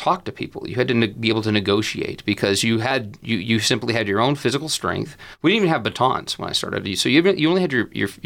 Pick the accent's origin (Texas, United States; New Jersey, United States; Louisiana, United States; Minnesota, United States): Texas, United States; Amarillo; moved away as an adult; now in Lubbock, United States; Born and raised in Amarillo